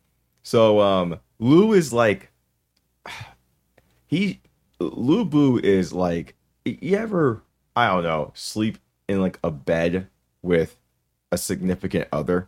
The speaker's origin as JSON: {"language": "English", "region": "Mississippi", "country": "United States", "said": "We're from Mississippi."}